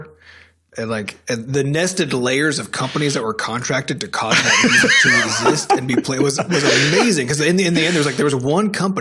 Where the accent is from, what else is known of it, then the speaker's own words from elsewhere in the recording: United States; As an American